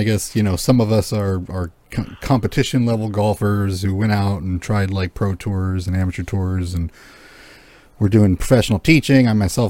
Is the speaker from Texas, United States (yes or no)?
no; Southern California, United States; now in Washington, United States; I'm from SoCal, like, you know, Disneyland-ish area, not OC, but IE.